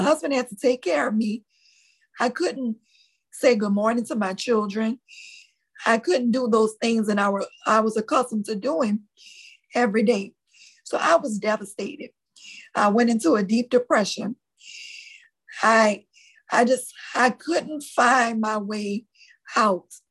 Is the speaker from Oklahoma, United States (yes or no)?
no; New Orleans, Louisiana, United States; accent: Louisiana; I'm born and raised in New Orleans, Louisiana